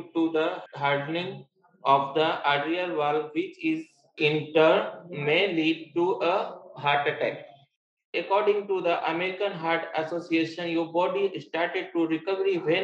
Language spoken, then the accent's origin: English; Jaunpur, Uttar Pradesh, India; I'm from Jaunpur, UP